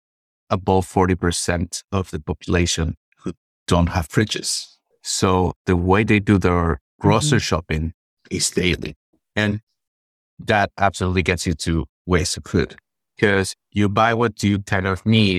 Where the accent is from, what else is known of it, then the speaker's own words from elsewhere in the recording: Peru; I'm from Peru